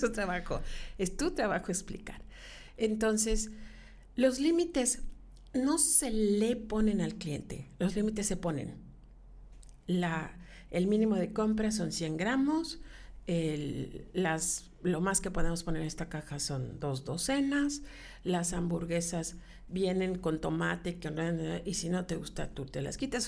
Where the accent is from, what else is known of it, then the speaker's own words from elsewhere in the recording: Yucatán, Mexico; yo soy bien yucateca